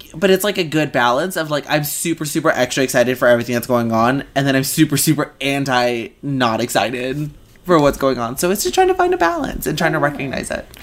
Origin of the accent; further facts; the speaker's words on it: Mexico; moved away; the neighborhood that I grew up in in Mexico